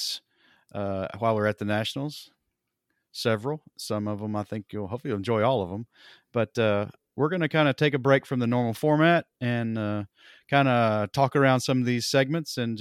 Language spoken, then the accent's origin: English; Johnson City, Tennessee, United States; moved away; I'm from East Tennessee originally, Johnson City, Tennessee